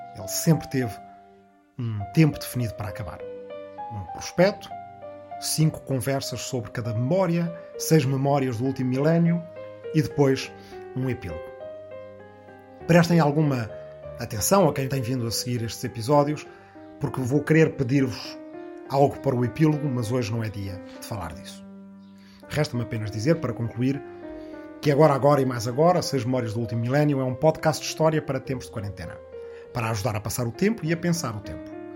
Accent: Arrifana, Ribatejo, Portugal; moved away; agora eu próprio estou na minha aldeia ancestral de Arrifana, no Ribatejo

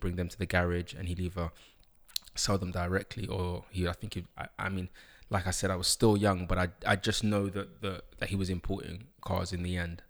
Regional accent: London, United Kingdom; also born or lived in Uganda (ancestry); I grew up in London, um, King's College Hospital, Camberwell

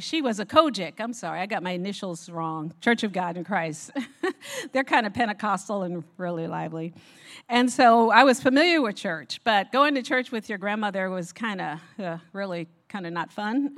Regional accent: Newark, New Jersey, United States; I was born and raised in Newark, New Jersey

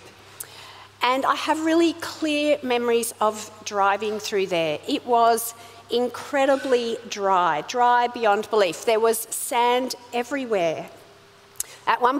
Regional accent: Sydney, New South Wales, Australia; accent: Aussie; also born or lived in South Africa; I was born in South Africa. When I was five, my family emigrated from there to Sydney in Australia.

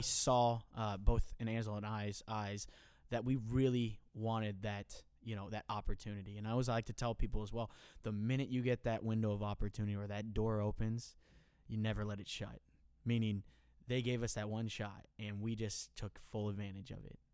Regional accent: hometown near William Penn University, Iowa, United States; I'm gonna come back to my hometown

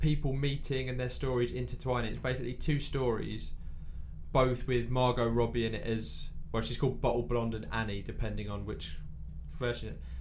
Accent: England, United Kingdom; I'm English.

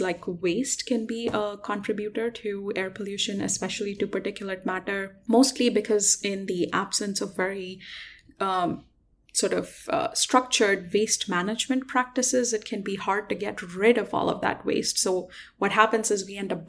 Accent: Delhi, India; I actually grew up in Delhi

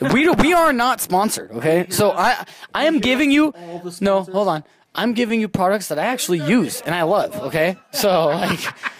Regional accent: Nevada, United States; we're from Nevada, right?

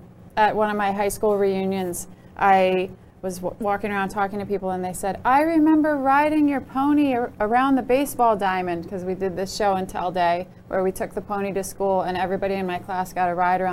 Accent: central New Jersey, United States; born or raised there

